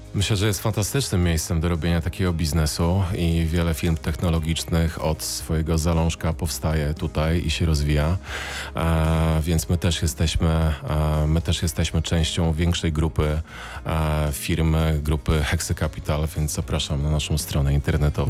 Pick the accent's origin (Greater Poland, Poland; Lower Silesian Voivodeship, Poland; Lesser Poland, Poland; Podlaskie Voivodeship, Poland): Lower Silesian Voivodeship, Poland; Siechnice; also born or lived in Wrocław; jestem wrocławianinem, e, uznałeś, że nie, nieprawdziwym, bo z Siechnic